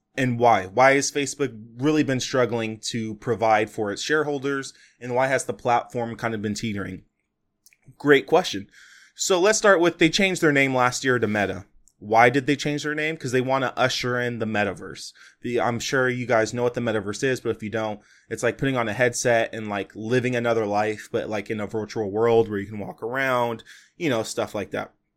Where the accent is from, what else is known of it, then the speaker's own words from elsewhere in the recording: California, United States; I'm born and raised in California, I'm recording this podcast in California